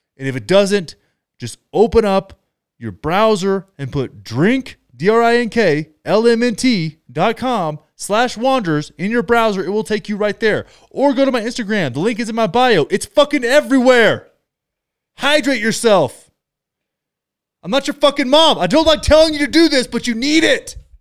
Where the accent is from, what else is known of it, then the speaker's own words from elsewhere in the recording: United States; we as American citizens